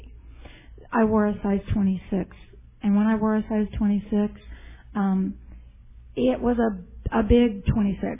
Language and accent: English; Denver, Colorado, United States; now in Tempe, United States; I grew up in Denver, Colorado